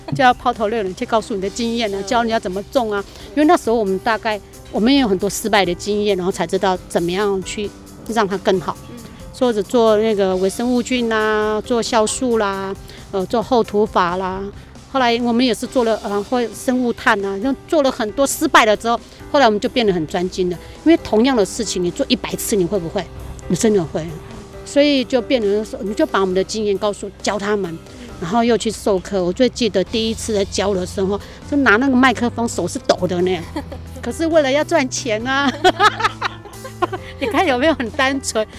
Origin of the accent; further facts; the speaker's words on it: Taiwan; 我们台湾人